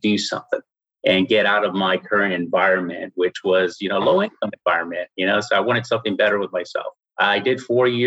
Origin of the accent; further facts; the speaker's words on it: San Antonio, Texas, United States; I'm from San Antonio, Texas